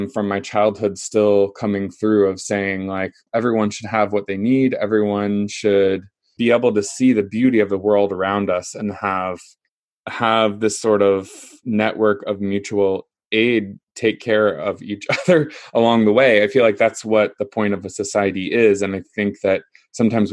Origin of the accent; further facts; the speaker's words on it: Kansas, United States; I grew up in Kansas in the middle of the United States in a small town